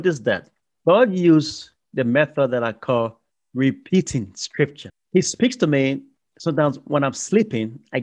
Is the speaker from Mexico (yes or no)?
no; Liberia; moved away; also born or lived in Ghana; I'm originally from Liberia, West Africa, on the coast of the Atlantic Ocean, a beautiful, beautiful country